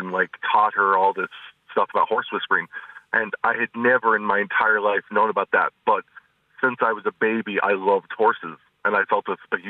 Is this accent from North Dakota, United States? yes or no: yes; North Dakota, United States; also born or lived in Montana / Minnesota / Tennessee / Pennsylvania; so I was born in Montana. I lived in Minnesota. I lived in Tennessee for a while, Pennsylvania. But I ended up in North Dakota for the longest time.